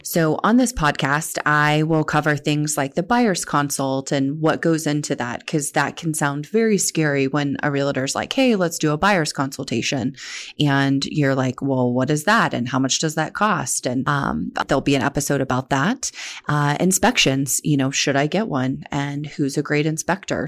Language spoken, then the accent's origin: English; Oklahoma, United States; moved away as an adult; now in Central Ohio, United States; I was born and raised in Oklahoma